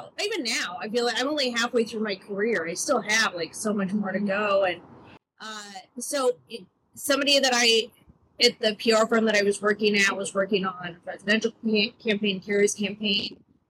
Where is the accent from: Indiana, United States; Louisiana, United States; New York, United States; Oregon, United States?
Oregon, United States; Eastern; moved away as an adult; also born or lived in Washington, D.C.; now in Oakland, United States; I moved from DC, and I'm originally from Oregon, Eastern Oregon, and I grew up on a farm. My dad did cash crop farms, like wheat and potatoes, watermelons is the big thing.